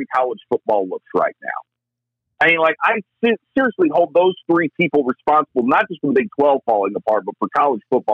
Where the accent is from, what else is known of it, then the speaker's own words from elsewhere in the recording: United States; I'm an American